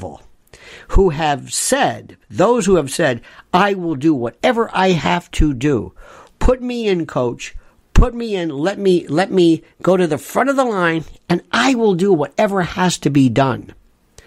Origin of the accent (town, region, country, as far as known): United States